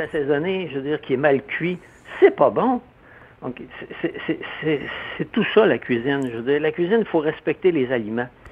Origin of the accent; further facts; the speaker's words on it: Quebec, Canada; also born or lived in Montreal; je viens de, la campagne